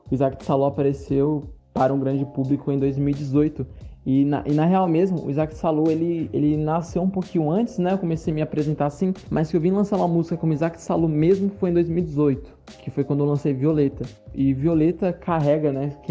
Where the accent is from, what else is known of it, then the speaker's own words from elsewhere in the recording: São Paulo, Brazil; Como eu sou aqui do, do interior de São Paulo, tive acesso à internet depois de muito tempo, não tive vivência de colar em batalha em São Paulo, nada disso.